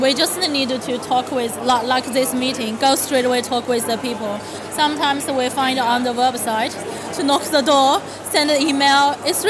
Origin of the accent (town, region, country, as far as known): Beijing, China